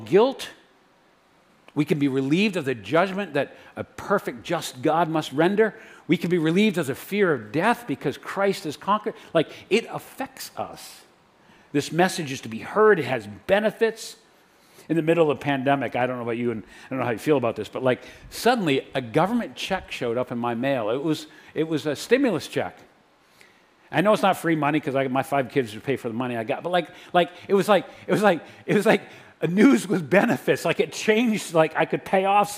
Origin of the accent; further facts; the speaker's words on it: New Hampshire, United States; I'm from New Hampshire